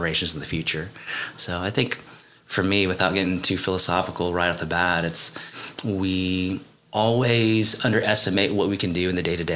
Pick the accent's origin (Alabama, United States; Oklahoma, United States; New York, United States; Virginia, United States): Oklahoma, United States; my parents were refugees after the Vietnam War, and I'm second generation, so I was born and raised here in the United States